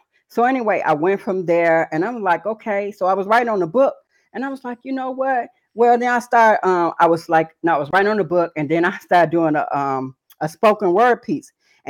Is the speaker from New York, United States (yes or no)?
no; Chicago, Illinois, United States; also born or lived in Atlanta / Phoenix; now in Madison, United States; Originally, I'm from Chicago. Currently, I'm in Madison, Wisconsin, coming out of all over the world, you know, Atlanta, Georgia, Phoenix, Arizona, briefly Sacramento, California